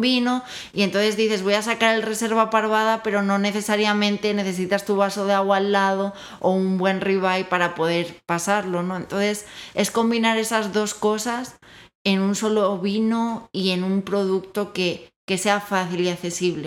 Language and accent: Spanish; Spain; now in Mexico; soy española, como bien dirá mi acento